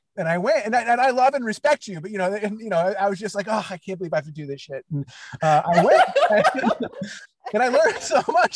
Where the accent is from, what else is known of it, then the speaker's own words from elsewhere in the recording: New York, United States; growing up in, in New York